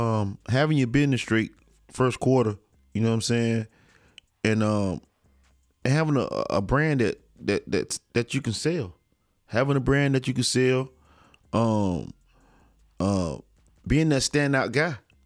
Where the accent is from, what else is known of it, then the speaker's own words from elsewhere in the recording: Bainbridge, Georgia, United States; now in Tallahassee, United States; Like I'm from Bainbridge, but Tallahassee is where I really represent.